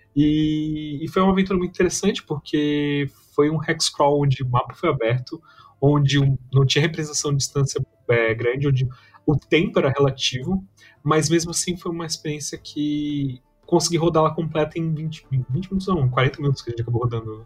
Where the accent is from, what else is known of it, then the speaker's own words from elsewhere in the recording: Brazil; eu e tu, a gente cresceu assistindo muito aqui no Brasil